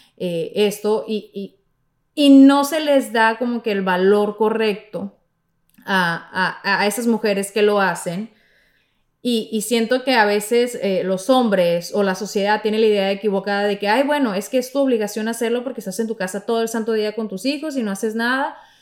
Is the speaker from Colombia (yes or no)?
no; Mexico; de mi tierra, de, mi México